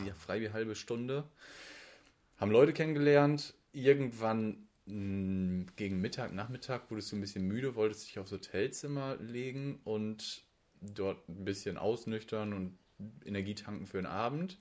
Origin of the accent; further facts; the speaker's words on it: Hamburg, Germany; accent: Hamburger Dialekt; das ist mein Hamburger Dialekt, so schön vor einer Küste oben, mit Wasser von Kap Hohen getauft